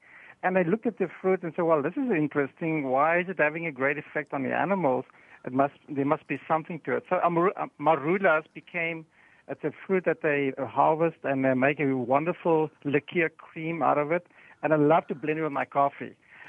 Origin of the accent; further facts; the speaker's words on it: South Africa; I'm from South Africa